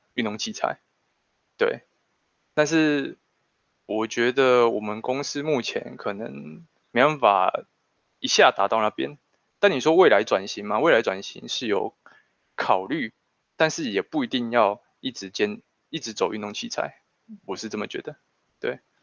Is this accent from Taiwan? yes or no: yes; Changhua County, Taiwan; 我们彰化这边的资源